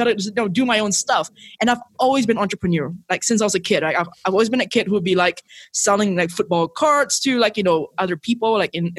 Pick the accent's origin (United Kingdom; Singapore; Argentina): Singapore; moved away as an adult; now in Mexico; So I'm originally from Singapore. That's where I was born and raised